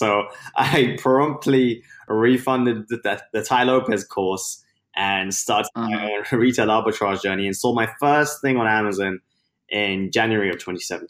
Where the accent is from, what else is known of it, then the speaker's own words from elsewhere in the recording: London, United Kingdom; now in United States; So I was born in London and now based in the US, but I had my start there. I was born and raised in the UK, hence the accent that I'm hoping people can recognize, because I'm losing it.